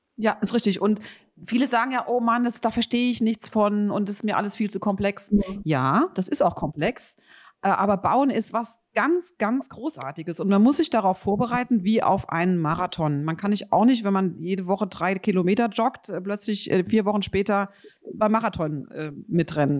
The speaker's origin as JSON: {"language": "German", "area": "Rhenish Hesse", "region": "Rhineland-Palatinate", "country": "Germany", "said": "ich komme aus Rheinhessen"}